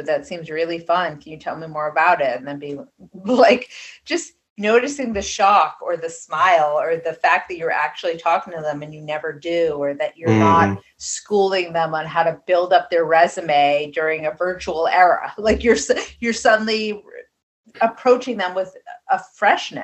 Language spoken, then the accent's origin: English; East Coast, United States; I'm from the East Coast